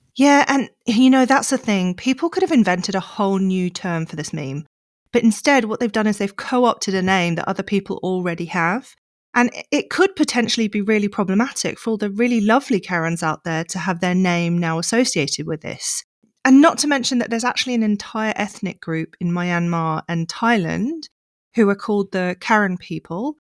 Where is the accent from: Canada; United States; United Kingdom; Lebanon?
United Kingdom; moved away as an adult; now in South Africa; I'm British, I'm middle class.